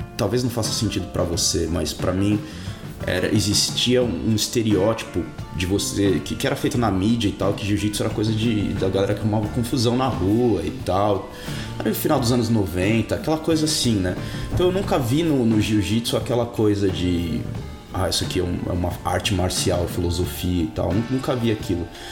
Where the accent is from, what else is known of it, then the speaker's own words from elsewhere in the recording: São Paulo, Brazil; also born or lived in Rio de Janeiro, Brazil; now in Auckland, New Zealand; Eu sou de São Paulo, você deve ter percebido pelo meu sotaque.